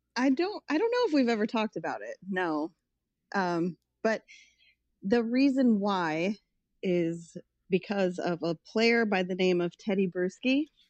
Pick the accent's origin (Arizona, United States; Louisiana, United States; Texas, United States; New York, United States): Arizona, United States; Tucson; moved away as an adult; also born or lived in California / Las Vegas; I grew up in Tucson, born in California, grew up in Tucson